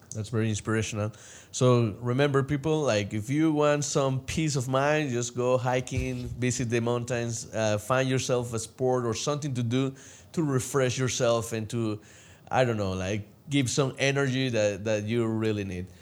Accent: El Salvador; moved away; I came from El Salvador

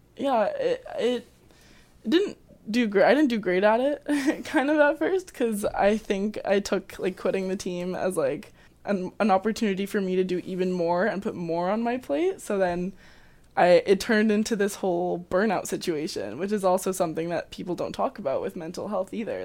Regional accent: Calgary, Alberta, Canada; moved away as an adult; now in Abbotsford, Canada; I am also from Calgary, so I came to U F C, um, to play varsity soccer

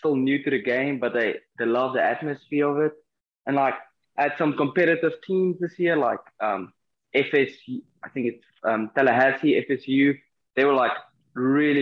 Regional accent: South Africa; moved away as an adult; now in Florida, United States; I come from South Africa

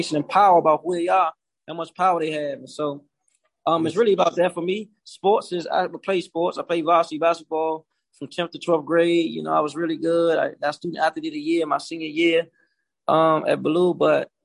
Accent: Washington, District of Columbia, United States; I'm born and raised in Southeast Quadrant of D.C.

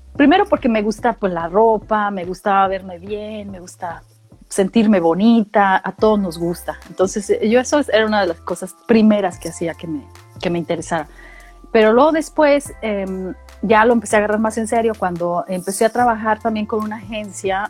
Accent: Mexicali, Baja California, Mexico; moved away as an adult; also born or lived in San Luis Potosí; now in Australia; yo viví, yo crecí en Mexicali y Baja California. Mi familia migró para allá. Y a los quince años yo regreso a San Luis Potosí

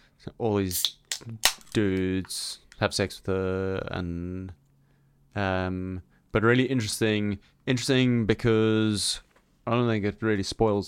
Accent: South Africa; it's just about the worst word that you can say as a South African.

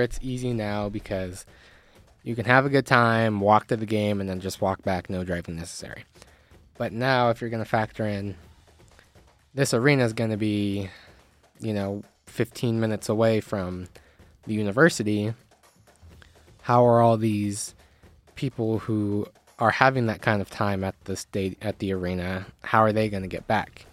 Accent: Reno, Nevada, United States; my hometown

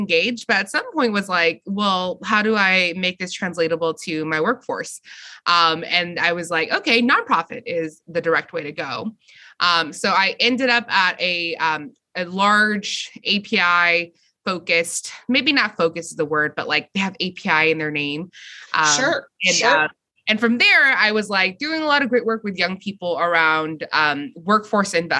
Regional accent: Fresno, California, United States; moved away; I was born and raised in Fresno

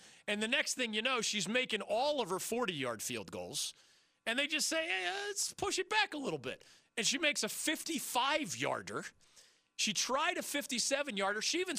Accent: Philadelphia, Pennsylvania, United States; now in North Carolina, United States; only because I grew up in Philly do I understand this geography.

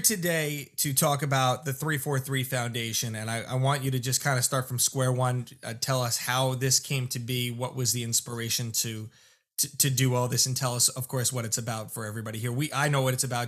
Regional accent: Lindenhurst, South Shore, New York, United States; where I grew up in Lyndhurst on the South Shore

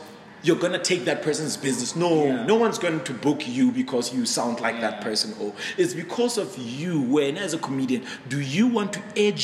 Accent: Mahikeng, North West, South Africa; moved away; I'm from Mafikeng originally

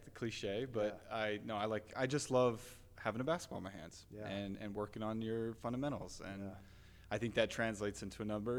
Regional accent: West Jordan, Utah, United States; also born or lived in California / East Coast; So grew up here in Utah, born and raised in West Jordan. Lived in West Jordan, did all of elementary school, middle school, high school, West Jordan.

